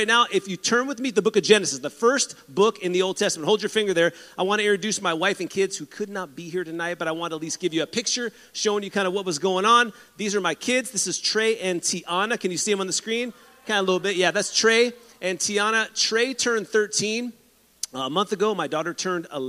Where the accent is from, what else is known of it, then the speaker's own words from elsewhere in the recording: San Diego, California, United States; I grew up in San Diego